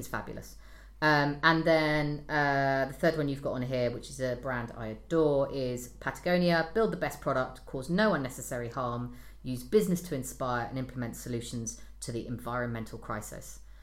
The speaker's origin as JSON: {"language": "English", "country": "United Kingdom", "said": "I'm British"}